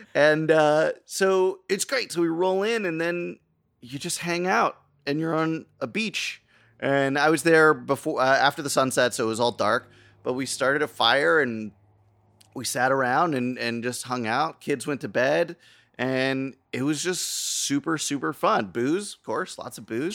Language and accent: English; United States; as an American